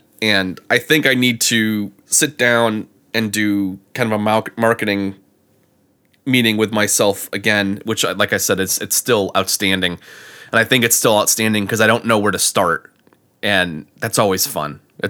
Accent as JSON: {"language": "English", "region": "Connecticut", "country": "United States", "tie": "born or raised there", "lives_now": "Florida, United States", "said": "I mean, growing up in Connecticut and being down here in Florida for 10 years, I'll drop that Southern thing every once in a while."}